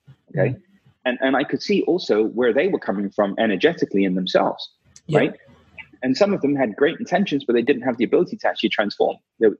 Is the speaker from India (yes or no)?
yes; India; because I was very skeptical, especially being Indian.